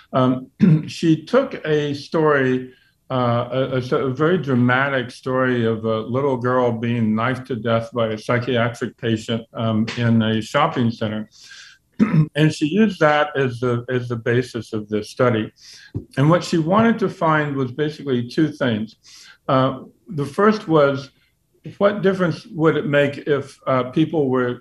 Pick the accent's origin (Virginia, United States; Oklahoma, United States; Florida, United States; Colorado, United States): Virginia, United States; I grew up in Virginia